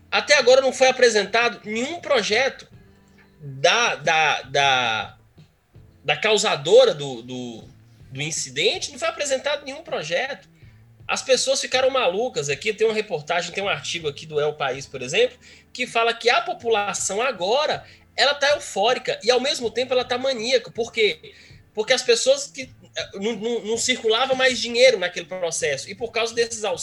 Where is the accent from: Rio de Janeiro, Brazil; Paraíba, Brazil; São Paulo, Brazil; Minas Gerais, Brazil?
Minas Gerais, Brazil; É, apesar de, é, é, apesar de ser do mesmo estado, mas assim, foi uma coisa muito chocante para nós.